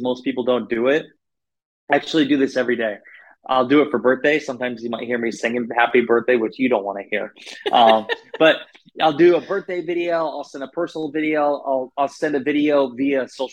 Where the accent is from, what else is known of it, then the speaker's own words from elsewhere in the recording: Northeast Iowa, United States; I grew up in Northeast Iowa. So I grew up in the Midwest